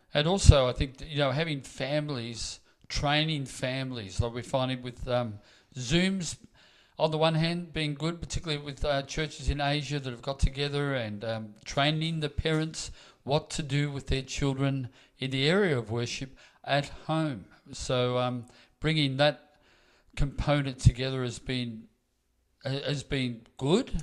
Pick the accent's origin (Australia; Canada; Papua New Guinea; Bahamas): Australia; Melbourne, Victoria; now in Queensland, Australia